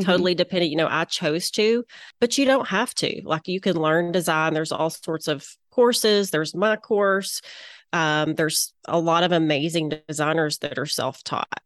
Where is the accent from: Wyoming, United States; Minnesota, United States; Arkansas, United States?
Arkansas, United States; Little Rock; accent: southern; I'm located in Little Rock, Arkansas, which you can probably tell by my southern accent